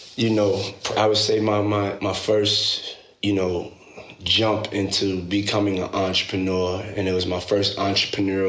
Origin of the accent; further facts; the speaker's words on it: New York City, New York, United States; moved away as an adult; also born or lived in Washington, D.C.; I was born and raised in Harlem, New York